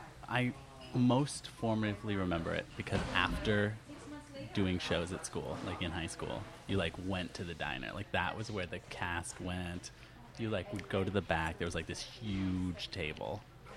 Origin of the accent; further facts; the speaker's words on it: northwest New Jersey, United States; I'm originally from, like, northwest New Jersey, which is, like, Farmville, New Jersey.